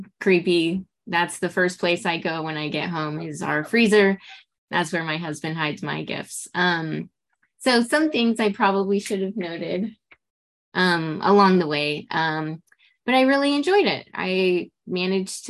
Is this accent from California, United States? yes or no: yes; Los Angeles, California, United States; I'm from Los Angeles.